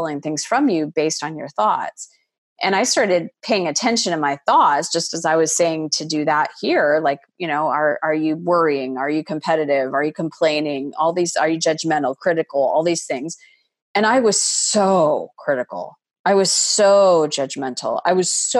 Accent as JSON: {"language": "English", "region": "Arizona", "country": "United States", "tie": "born or raised there", "said": "I was a woman that was born and raised in Arizona, met and married a man from Montreal, Canada"}